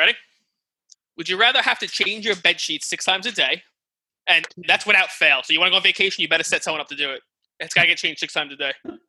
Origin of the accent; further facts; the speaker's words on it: New York, United States; We're from Staten Island. We're Catholic.